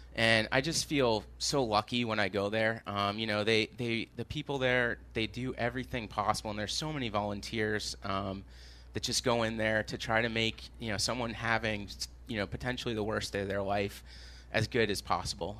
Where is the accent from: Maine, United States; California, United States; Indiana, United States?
Maine, United States; now in Jamaica Plain, Boston, United States; I grew up in Maine.